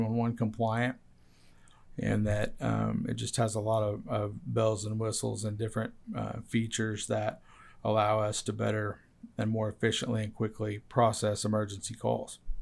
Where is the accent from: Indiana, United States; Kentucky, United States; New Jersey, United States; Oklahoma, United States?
Oklahoma, United States; Yale; my hometown of Yale